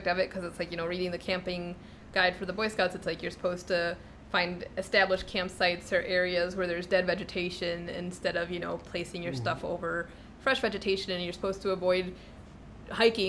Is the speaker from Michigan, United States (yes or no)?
no; Illinois, United States; also born or lived in Chicago; growing up in Illinois